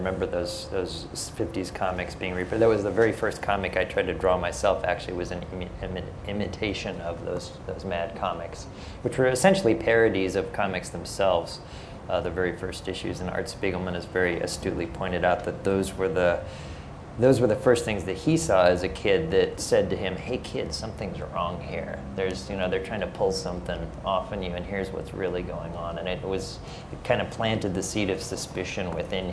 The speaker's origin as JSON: {"language": "English", "town": "Omaha", "region": "Nebraska", "country": "United States", "tie": "born or raised there", "said": "I grew up in the Midwest in Omaha, Nebraska."}